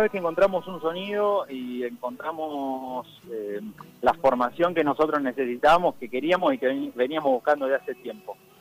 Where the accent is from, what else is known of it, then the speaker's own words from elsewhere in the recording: Dolores, Buenos Aires Province, Argentina; moved away; yo soy de Dolores, provincia de Buenos Aires. Tengo mi familia en Santa Fe, pero soy de, Dolores